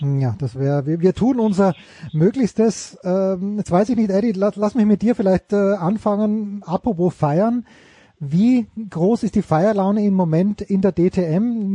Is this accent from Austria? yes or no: yes; Austria; für mich als Österreicher